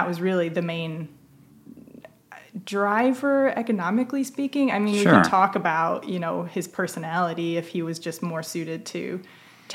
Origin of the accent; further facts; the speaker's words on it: Northern Ohio, United States; I'm from Northern Ohio